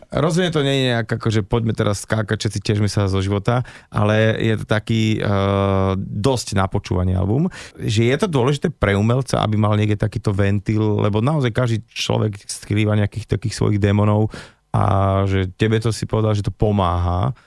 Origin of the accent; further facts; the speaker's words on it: Slovakia; v rámci hudby sme tí Slováci